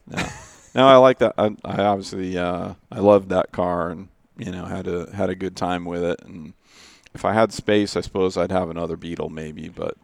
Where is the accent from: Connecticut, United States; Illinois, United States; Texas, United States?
Connecticut, United States; Danbury; also born or lived in Storrs, Connecticut; I grew up in Danbury, Connecticut, and I went to college in Storrs, Connecticut